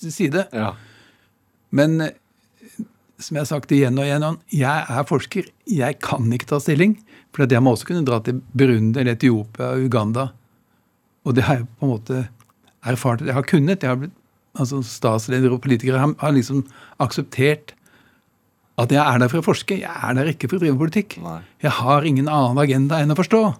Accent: Norway; Altså, som nordmann å skrive en bok om det som da i Egypt er det viktigste av alt.

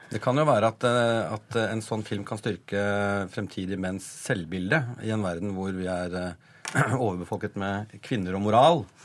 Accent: Bodø, Nordland, Norway; accent: northern Norwegian; now in Oslo, Norway; Jeg, er nordlending, jeg er født i Bodø.

